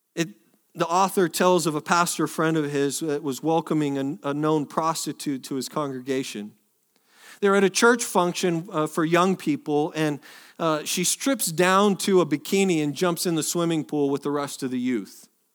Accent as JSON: {"language": "English", "region": "Northwest", "country": "United States", "tie": "born or raised there", "moved": "yes", "lives_now": "Texas, United States", "said": "I am technically born from the Northwest"}